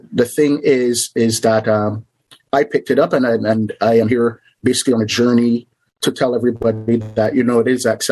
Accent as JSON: {"language": "English", "country": "Barbados", "tie": "born or raised there", "moved": "as an adult", "lives_now": "Canada", "said": "I'm originally from a little island in the Caribbean called Barbados. Basically, I grew up there, and then I moved to Canada"}